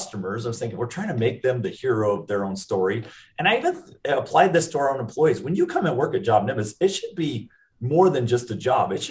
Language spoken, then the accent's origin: English; Seattle, Washington, United States; also born or lived in Utah; now in Lehi, United States; I grew up in the Seattle area